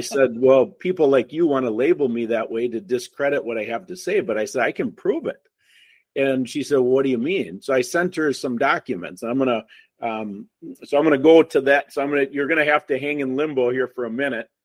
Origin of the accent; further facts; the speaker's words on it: Wisconsin, United States; we're from Wisconsin. You can tell because I'm the only one who doesn't have an accent